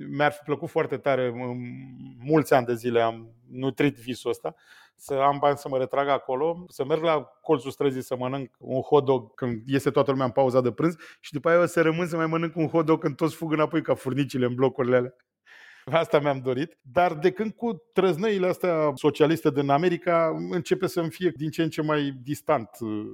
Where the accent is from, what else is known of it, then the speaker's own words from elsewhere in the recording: Romania; m-am născut în România comunistă